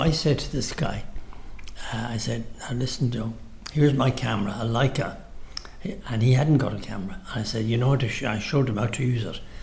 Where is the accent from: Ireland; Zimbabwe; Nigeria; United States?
Ireland; Dublin, Leinster; I was born in Capel Street